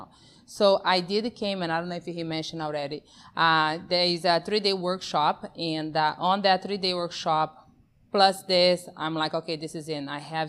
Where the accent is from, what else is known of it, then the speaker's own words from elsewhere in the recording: Brazil; also born or lived in Amazon; now in United States; born and raised in Brazil, that's where my accent comes from